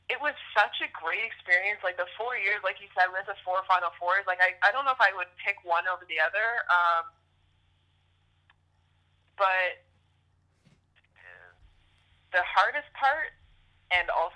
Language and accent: English; Canada; moved away as an adult; Being a Canadian and being the only Canadian player to play there